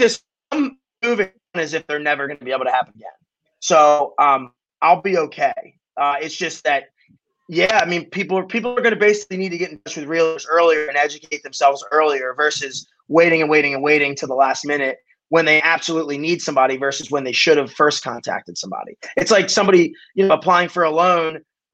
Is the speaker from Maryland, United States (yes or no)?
yes; Baltimore, Maryland, United States; I grew up in Baltimore City.